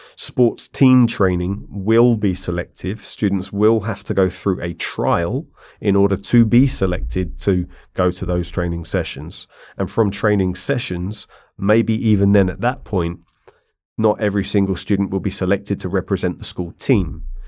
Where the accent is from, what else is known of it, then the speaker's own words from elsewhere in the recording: London, United Kingdom; moved away as an adult; also born or lived in Ireland (ancestry); now in China; I grew up in London